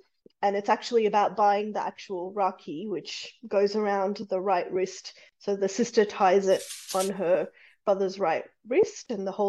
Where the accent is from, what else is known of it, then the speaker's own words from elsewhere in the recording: Fiji; And I feel like all the proper Indians will come out, and Fijian Indians, which I'm Fijian Indian, but will come out and say my pronunciation is terrible.